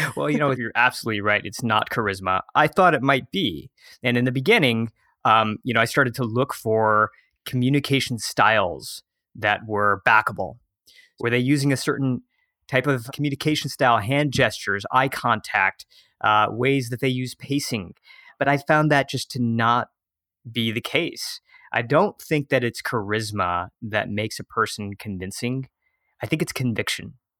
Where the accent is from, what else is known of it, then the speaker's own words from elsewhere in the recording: right outside of Detroit, Michigan, United States; moved away as an adult; also born or lived in San Francisco; My hometown is, yeah, right outside of Detroit, Michigan